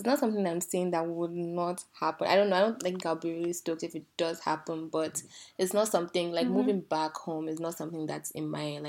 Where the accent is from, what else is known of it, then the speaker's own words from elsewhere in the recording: Canada; Yeah, exactly. So this is why I say I grew up in Canada.